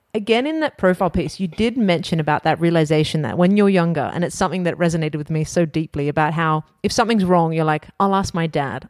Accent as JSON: {"language": "English", "country": "Australia", "tie": "born or raised there", "said": "Growing up in Australia"}